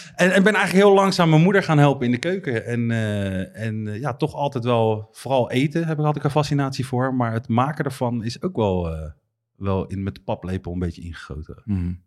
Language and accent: Dutch; Netherlands; wij Nederlanders